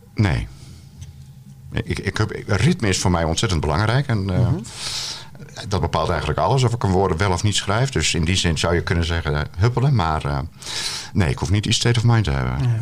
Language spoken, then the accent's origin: Dutch; Terschelling, Friesland, Netherlands; Maar ik ben opgegroeid op de Schelling